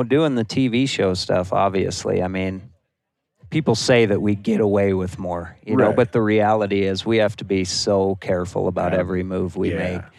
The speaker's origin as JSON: {"language": "English", "town": "Bozeman", "region": "Montana", "country": "United States", "tie": "born or raised there", "said": "I was born and raised in Bozeman. I've been on every dirt road, at every trailhead, everything in there since I was little."}